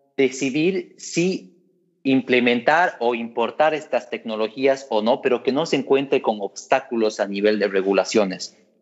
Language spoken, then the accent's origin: Spanish; Bolivia; como bolivianos